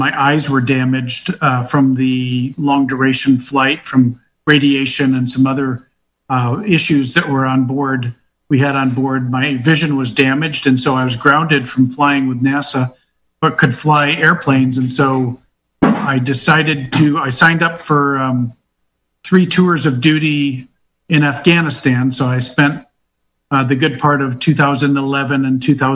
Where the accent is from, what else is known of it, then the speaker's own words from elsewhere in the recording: upstate New York, United States; moved away as an adult; also born or lived in Houston, Texas; now in Ohio, United States; I'm originally from upstate New York